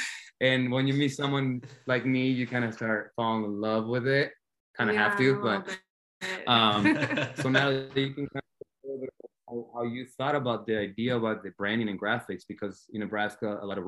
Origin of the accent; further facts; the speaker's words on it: Argentina; now in Omaha, United States; I'm from born and raised in Argentina